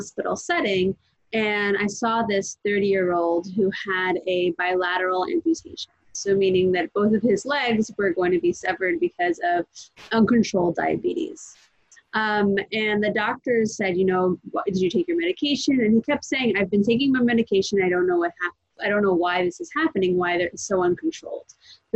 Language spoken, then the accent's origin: English; New York, United States; also born or lived in New Jersey; I was born in New Jersey, but I've been in New York for most of my life.